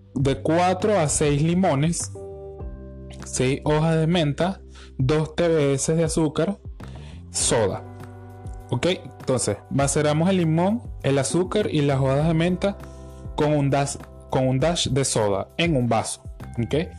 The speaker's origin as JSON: {"language": "Spanish", "country": "Venezuela", "said": "todo lo que nos caracteriza como venezolanos"}